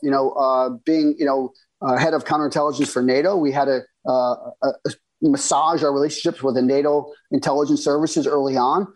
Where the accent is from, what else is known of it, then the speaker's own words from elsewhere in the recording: United States; as an American, uh, you know, intelligence professional